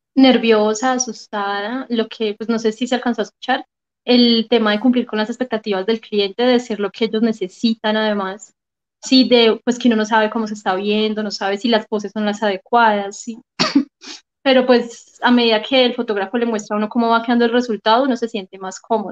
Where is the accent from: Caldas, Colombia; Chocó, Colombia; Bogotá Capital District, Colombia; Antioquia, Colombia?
Caldas, Colombia; Manizales; accent: paisa; now in Bogotá, Colombia; Manizales, obviamente es mi ciudad natal